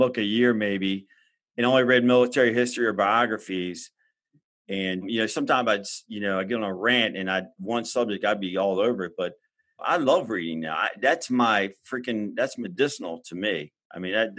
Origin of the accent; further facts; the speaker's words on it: Maryland, United States; I'm just a Maryland bred boy